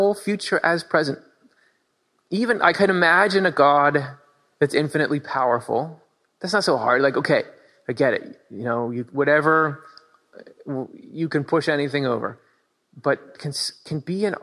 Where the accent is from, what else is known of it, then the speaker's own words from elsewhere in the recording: Michigan, United States; now in Pennsylvania, United States; I grew up in Michigan